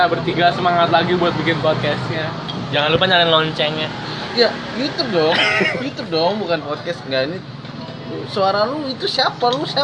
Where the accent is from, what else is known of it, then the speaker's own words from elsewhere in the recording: Amsterdam, North Holland, Netherlands; born there; gua lahir di Amsterdam jadi gua nggak terbiasa kayak gitu gua dibiasakan naik sepeda sih dari kecil.